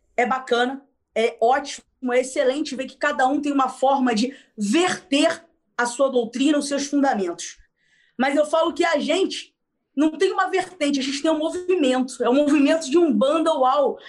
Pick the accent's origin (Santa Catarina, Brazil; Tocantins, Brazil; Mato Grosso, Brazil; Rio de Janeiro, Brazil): Rio de Janeiro, Brazil; a gente é aqui do Rio de Janeiro